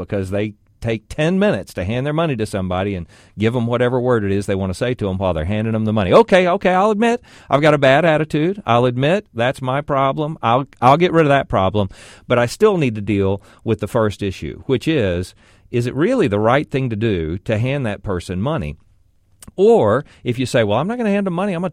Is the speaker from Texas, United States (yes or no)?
yes; Arlington, Texas, United States; my hometown of Arlington, where I live